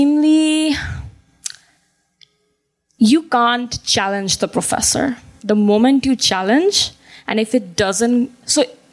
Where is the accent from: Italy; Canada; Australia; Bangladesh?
Bangladesh; also born or lived in Midwest, United States; now in United States; I'm from Bangladesh